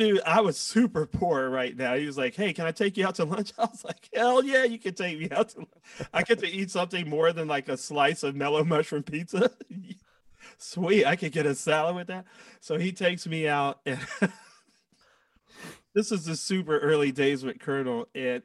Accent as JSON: {"language": "English", "town": "Washington", "region": "District of Columbia", "country": "United States", "tie": "born or raised there", "also_born_or_lived": "Atlanta", "moved": "yes", "said": "I've already left my hometown twice. So I have no desire to go back to Washington, D.C. whatsoever"}